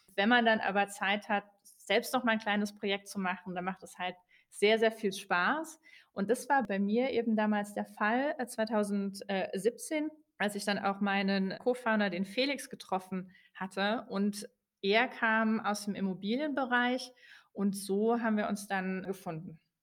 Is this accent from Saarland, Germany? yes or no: yes; Saarbrücken, Saarland, Germany; moved away as an adult; also born or lived in Switzerland; now in Berlin, Germany; Ich komme von der französischen Grenze, äh, aus dem Saarland